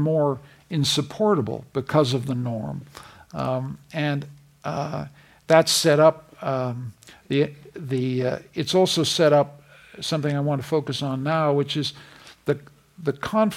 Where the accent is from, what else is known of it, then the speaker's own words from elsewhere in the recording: Canada; I'm a Canadian